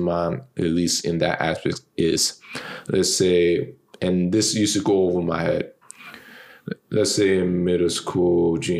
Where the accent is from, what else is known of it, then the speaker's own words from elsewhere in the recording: New York City, New York, United States; born and raised in Brooklyn